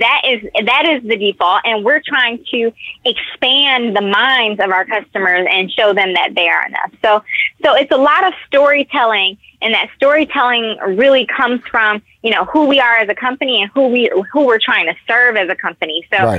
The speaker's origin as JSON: {"language": "English", "town": "Detroit", "region": "Michigan", "country": "United States"}